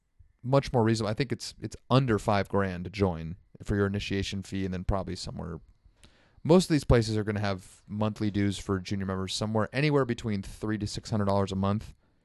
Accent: North Bay, California, United States; growing up in the East Bay that I was always a little jealous of is that savory public transportation right into the city that we never got to enjoy as North Bay kids.

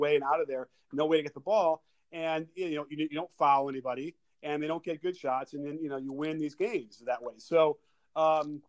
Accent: Chicago, Illinois, United States; I grew up in Chicago Stadium watching the Bulls

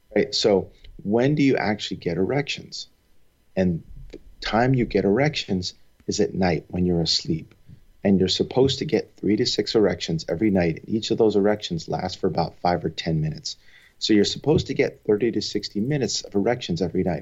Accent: Long Island, New York, United States; moved away as an adult; also born or lived in Providence, Rhode Island / Nashville, Tennessee / Los Angeles, California; now in San Francisco Bay Area, United States; I grew up on Long Island

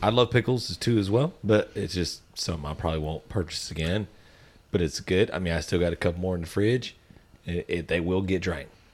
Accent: Texas, United States; we're from Texas

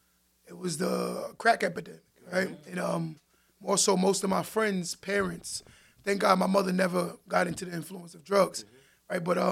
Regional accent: Westbury, New York, United States; also born or lived in Queens, New York; I'm from Queens by way of Long Island. I'm a Long Islander. I rep Long Island. Right, Long Island is what made me

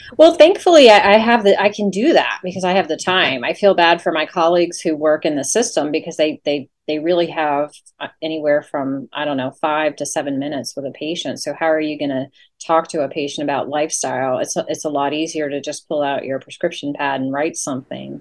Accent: Leesburg, Virginia, United States; moved away as an adult; also born or lived in Norfolk, Virginia / La Grange, Kentucky; now in Oldham County, Kentucky, United States; originally I'm from Virginia. I grew up in Loudoun County, Virginia, and um, Leesburg

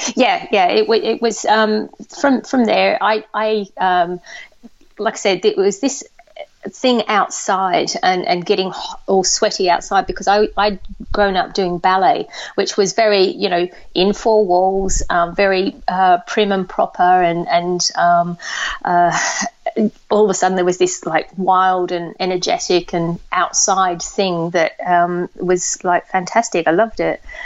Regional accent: Australia; I grew up in Australia.

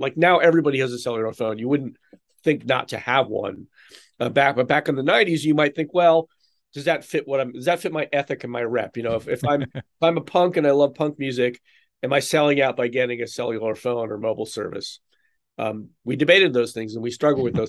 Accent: East Coast, United States; now in Chicago, United States; I grew up on the East Coast

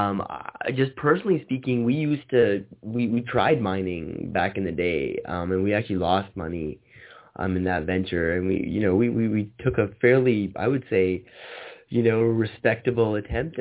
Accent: Canada; moved away; I'm originally from Canada

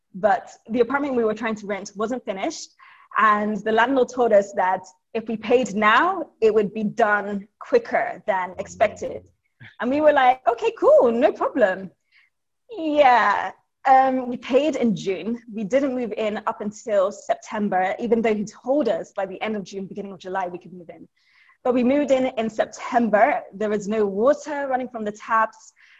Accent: Nigeria; now in Lagos, Nigeria; So I'm Nigerian, but my family is from Ibadan, which is a couple of hours away from Lagos, where I am.

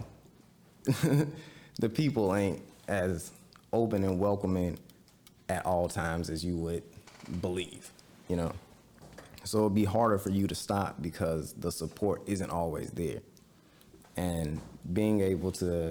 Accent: Ruleville, Mississippi, United States; my hometown of Ruble, for example. I'm from Ruble, Mississippi

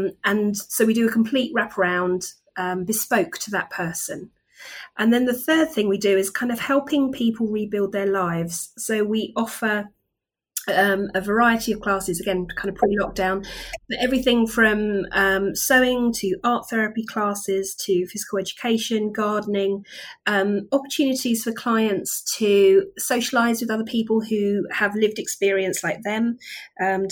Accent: Kent, South East England, United Kingdom; moved away as an adult; now in Reading, United Kingdom; I'm originally from Kent

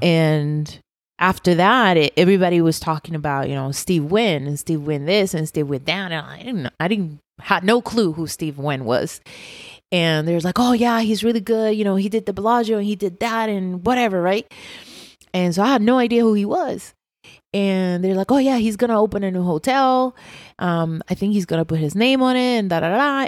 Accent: Puerto Rico; moved away as an adult; I'm from Puerto Rico, born

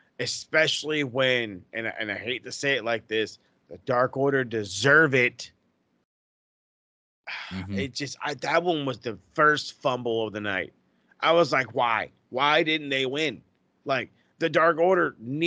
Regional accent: California, United States; as a Cali guy

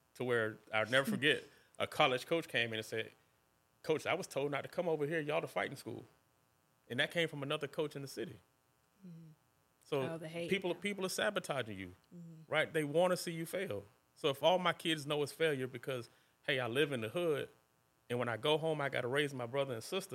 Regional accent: Gainesville, Florida, United States; my community, I'm from East Gainesville

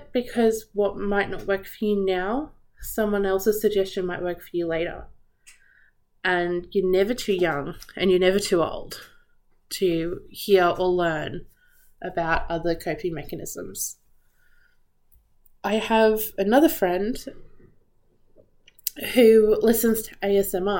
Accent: Australia; Growing up in Australia, we're always surrounded by beaches.

